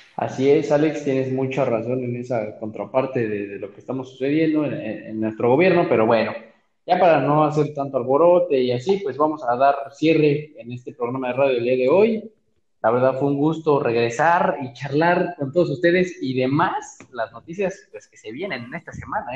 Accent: Mexico; los mexicanos somos así, la neta, somos un país

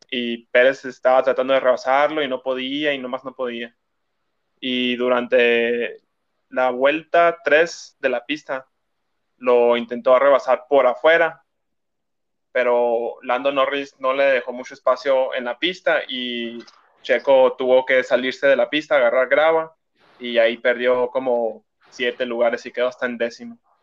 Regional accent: Mexico; como fan mexicano

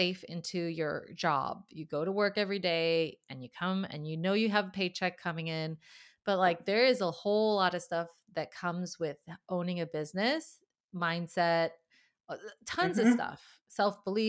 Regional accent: United States; now in Sweden; being an American in Sweden

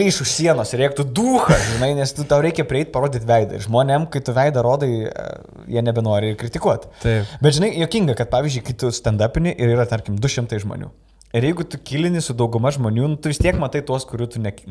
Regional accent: Lithuania; moved away as an adult; also born or lived in England; aš iš Anglijos grįžau, e, stand-upinau Angliją ir čia grįžau dabar.

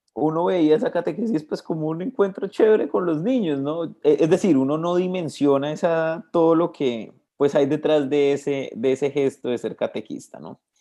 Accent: Bogotá, Colombia; moved away as an adult; also born or lived in Cali, Colombia; me crié en Bogotá toda mi vida, entonces solo en, la partida de nacimiento parece que es de Cali, pero pues realmente yo soy como bogotano

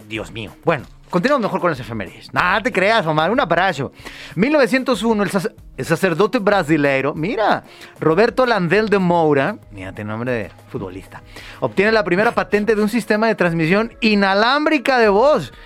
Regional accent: Mexico; nosotros como mexicanos

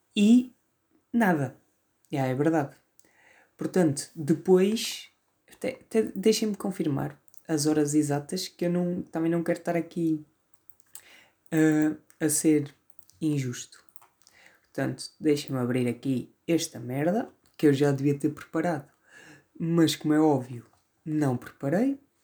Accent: Vila Maior, Norte, Portugal; accent: northern, Porto-influenced; sou do Norte, sou do Norte. Até porque se, to... se nota bem aqui no meu sotaque vincado

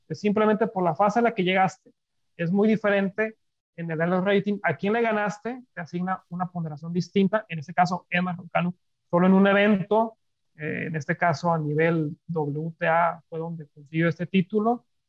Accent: Monterrey, Nuevo León, Mexico; soy regio

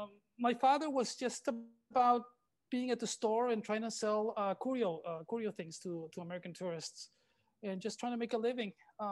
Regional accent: Rosarito, Baja California, Mexico; also born or lived in Tijuana; I was born in Tijuana, and my father had a curio shop here in Rosarito Beach. So then this is where I lived. We lived in the back of the curio shop.

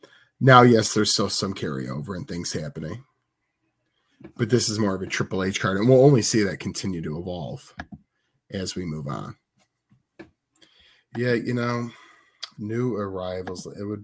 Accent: Chicago, Illinois, United States; All Out in my hometown, CM Punk's hometown, and Tone's hometown.

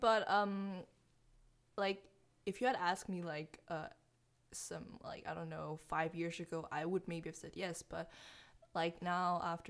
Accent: Aarhus, Central Denmark Region, Denmark; English is a second language; now in Odense, Denmark

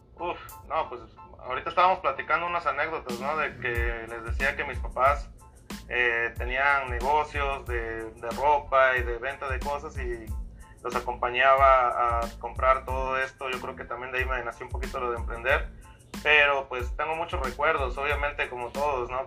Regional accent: Veracruz, Mexico; moved away as an adult; also born or lived in California; now in Las Vegas, United States; yo soy de México, soy de Veracruz

